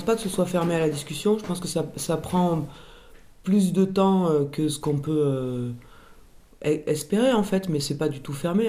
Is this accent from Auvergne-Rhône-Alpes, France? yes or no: yes; Cantal, Auvergne-Rhône-Alpes, France; now in Fontvive, France; je suis originaire du Cantal